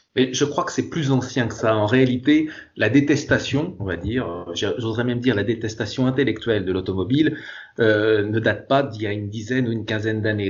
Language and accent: French; France; Chez nous en France